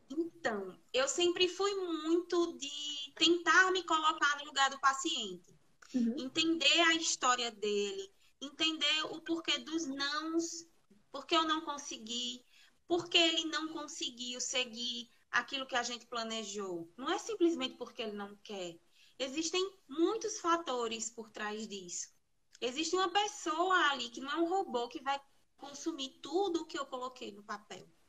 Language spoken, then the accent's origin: Portuguese; Garanhuns, Pernambuco, Brazil; sou de Garanhuns, Pernambuco.